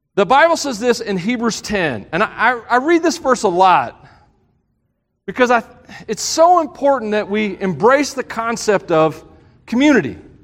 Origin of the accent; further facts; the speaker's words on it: the South, United States; I'm from the South